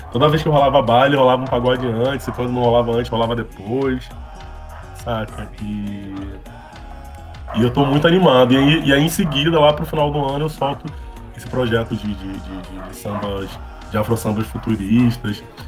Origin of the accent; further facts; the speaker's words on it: Rio de Janeiro, Brazil; eu sou nascido e criado no Complexo da Pedreira, é na Zona Norte, é um, cara, tem um dos piores IDHs aqui do Rio